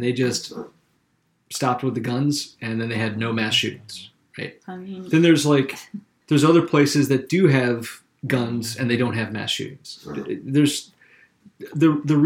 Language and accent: English; Columbia, South Carolina, United States; moved away as an adult; also born or lived in Charleston, South Carolina; now in Maine, United States; I'm from the capital city. I'm from Columbia. And when I got older, I moved to Charleston